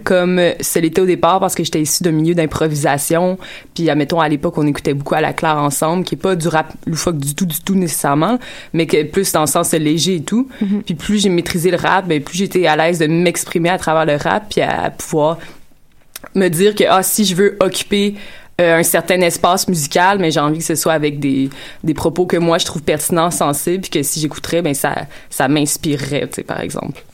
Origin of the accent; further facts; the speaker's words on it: Quebec, Canada; en tant que Québécois